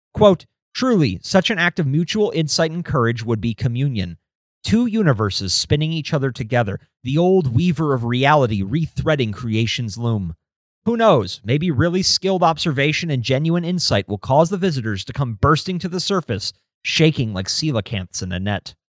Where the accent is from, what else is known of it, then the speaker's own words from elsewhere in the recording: United States; I'm an American